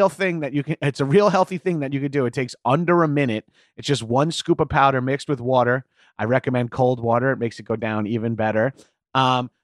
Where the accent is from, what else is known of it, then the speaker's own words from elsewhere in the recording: Long Island, New York, United States; moved away; I'm from Long Island, so we did Atlantic City so many times.